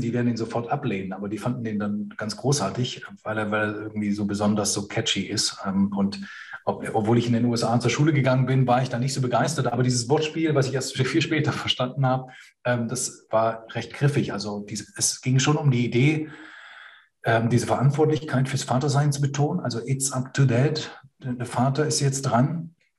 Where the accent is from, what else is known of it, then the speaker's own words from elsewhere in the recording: Germany; in der Nachkriegsgeneration bei uns in Deutschland